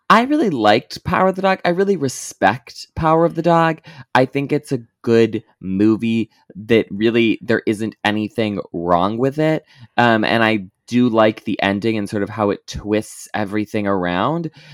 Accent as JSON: {"language": "English", "region": "Midwest", "country": "United States", "tie": "born or raised there", "said": "growing up in the Midwestern evangelical circuit"}